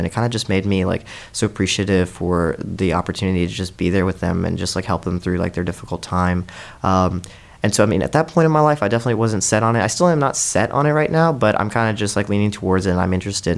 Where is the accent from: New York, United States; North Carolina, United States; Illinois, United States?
North Carolina, United States; Charlotte; also born or lived in India; now in Columbia, United States; I'm originally from Charlotte, but I spent the first eight years of my life growing up in India